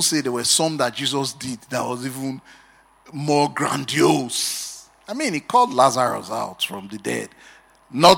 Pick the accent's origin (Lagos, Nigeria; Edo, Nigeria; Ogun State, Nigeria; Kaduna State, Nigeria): Edo, Nigeria; Benin City; I grew up in Benin